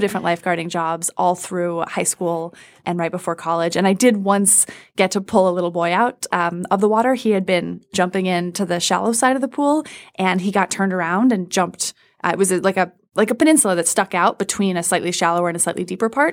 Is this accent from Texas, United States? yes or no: no; Washington, District of Columbia, United States; I grew up in Washington, D C